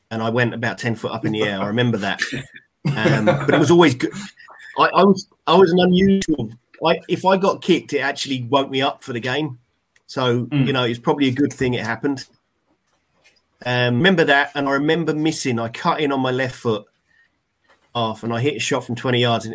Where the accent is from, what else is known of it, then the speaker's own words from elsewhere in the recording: Haslemere, South East England, United Kingdom; moved away; my village where I grew up in Haysmere in Surrey